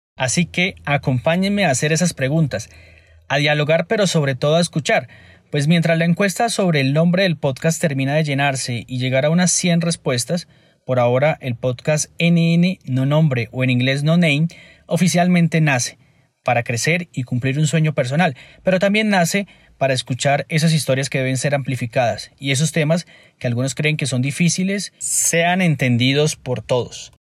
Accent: Cúcuta, Norte de Santander, Colombia; now in Bogotá, Colombia; Nací en Cúcuta y vivo en Bogotá ya hace un par de años.

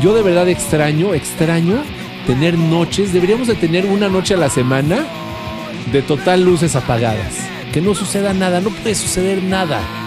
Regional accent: Mexico; amamos, amamos nuestra patria

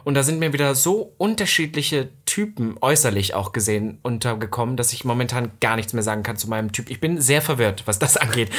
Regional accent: East Germany, Germany; accent: East German; bei uns im Osten

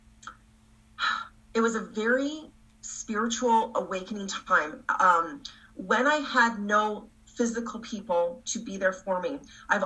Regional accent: Canada; also born or lived in Toronto; I'm from Canada

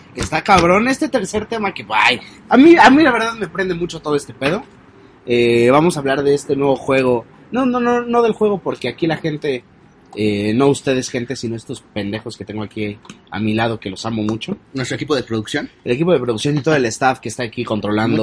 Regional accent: Mexico; Los mexicanos queremos hablar como los españoles

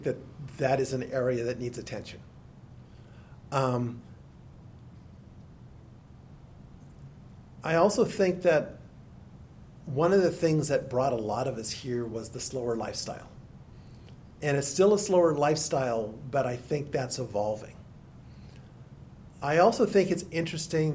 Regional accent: Silicon Valley, California, United States; also born or lived in Edmonton, Alberta, Canada; now in Maui, United States; I basically grew up in California. I was 7 years old when we got to California. So grew up in what's now Silicon Valley

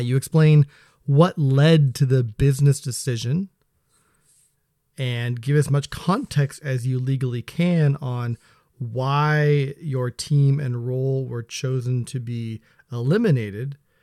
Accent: Seattle, Washington, United States; also born or lived in Spokane, Washington; I was born in Spokane. which is technically P N W, then moved over to this here area when I was three years old. So, yeah, pretty much been here my whole life

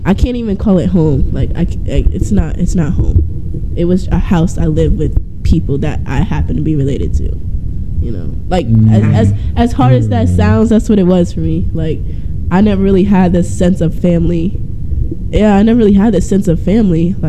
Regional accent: East Orange, New Jersey, United States; also born or lived in New York; I'm originally from New York, and I didn't live there for that long. I lived there for 2 years, and then I moved to Jersey in East Orange

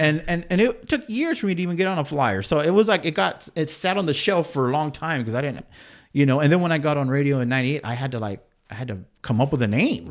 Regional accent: San Angelo, Texas, United States; now in Bakersfield, United States; I grew up in Texas

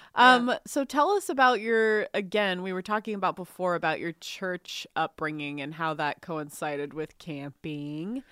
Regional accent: Texas, United States; I grew up in Texas

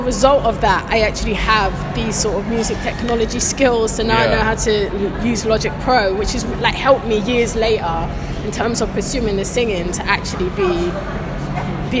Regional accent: London, United Kingdom; also born or lived in Acton / Ealing; I was born and bred in Shepherd's Bush, and then I lived in Acton, I've lived in Ealing

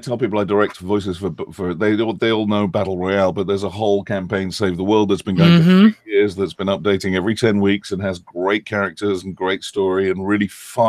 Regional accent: Yorkshire and the Humber, United Kingdom; also born or lived in Fontenay-sous-Bois, France; now in United States; my mom took me to live in England, and I grew up in North Yorkshire because her sister was living there at the time, and a very, very beautiful rural part of England, just about halfway between London and Scotland. Grew up almost practically on a farm or surrounded by farms.

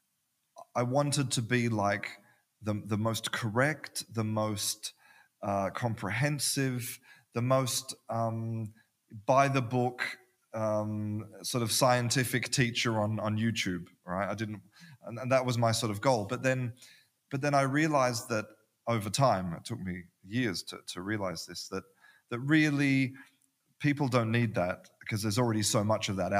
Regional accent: Perth, Western Australia, Australia; moved away as an adult; also born or lived in London, United Kingdom; now in Spain; I'm from Perth in Australia, which is a small town

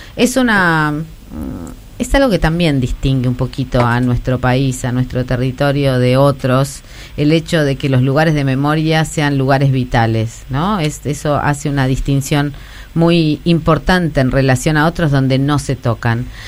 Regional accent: Moreno, Buenos Aires Province, Argentina; soy de Moreno

